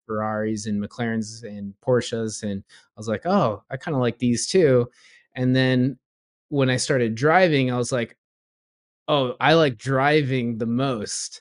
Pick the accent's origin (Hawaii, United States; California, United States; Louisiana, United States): California, United States; Southern; born or raised there; also born or lived in Florida / Ohio